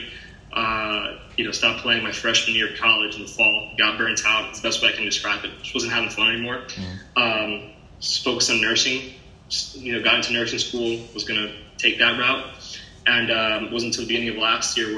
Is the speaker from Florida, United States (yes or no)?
yes; Miami, Florida, United States; I'm from Miami